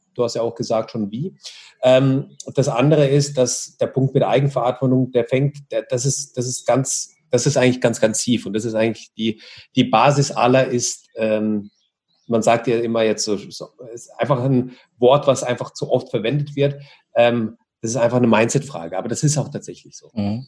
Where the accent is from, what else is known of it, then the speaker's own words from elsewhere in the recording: Russia; now in Germany; ich bin ja ähm, gebürtig aus Russland